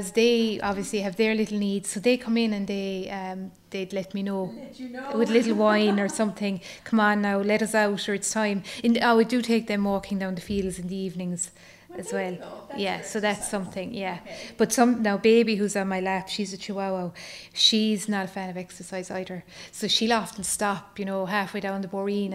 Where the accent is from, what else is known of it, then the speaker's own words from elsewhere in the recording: County Waterford, Munster, Ireland; moved away as an adult; now in County Kerry, Ireland; I'm from County Waterford, so I'm married down here in Kerry. So my family are all down in Waterford.